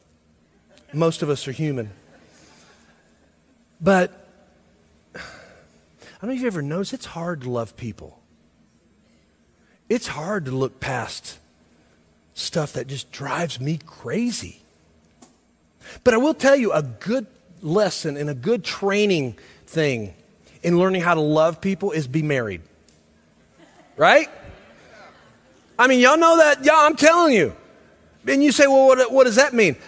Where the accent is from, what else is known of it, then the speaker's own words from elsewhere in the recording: Millersville, United States; I grew up in Millersville